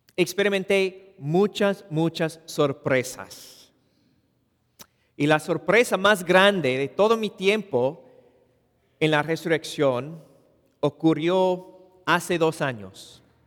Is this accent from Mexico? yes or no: no; Los Angeles, California, United States; Spanish is a second language; yo nací y crecí en Woodland Hills, en el Valle de San Fernando